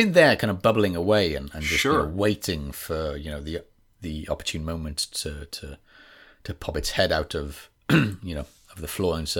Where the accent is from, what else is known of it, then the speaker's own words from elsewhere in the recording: Wales, United Kingdom; accent: West Wales; This is West Wales, but not actually West Wales, because a lot of people think I sound from England, and then when I'm in England, people say, "Oh, you sound very Welsh." Very Welsh, as they say.